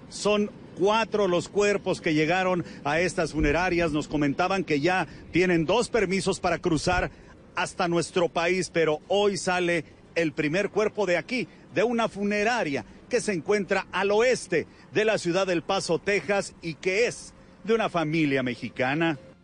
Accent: Colombia; lo que somos realmente los colombianos

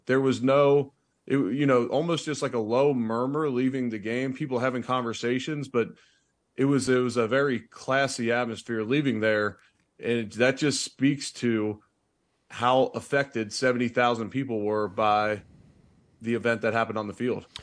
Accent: Cincinnati, Ohio, United States; moved away as an adult; now in Buffalo, United States; I grew up in Cincinnati

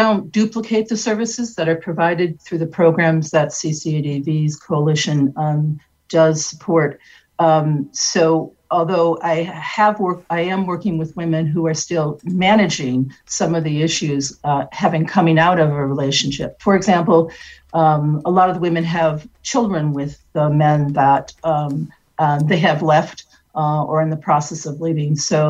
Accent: Detroit, Michigan, United States; Michigan, which is where my family is from. I was born and raised in Detroit.

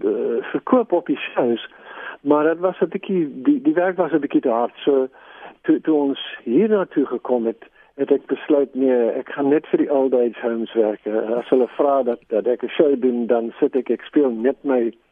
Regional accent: England, United Kingdom; born there; first language en; Afrikaans is a second language; die ding is ek is eintlik Engels spreker ek am Scots by descent uh, ek is eintlik in Engeland gebore

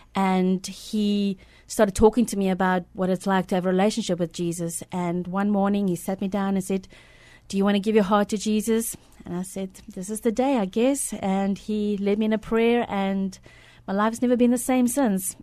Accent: South Africa; moved away as an adult; now in San Antonio, United States; I was born in South Africa

